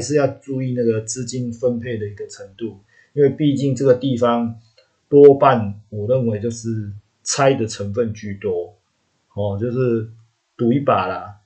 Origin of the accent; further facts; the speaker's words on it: Taiwan; 我们台湾这边